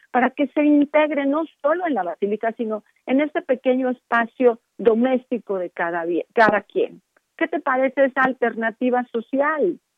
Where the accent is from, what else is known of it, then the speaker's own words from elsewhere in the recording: Mexico; nosotros como mexicanos recibimos esta influencia de otros espacios, de otras geografías, ¿no?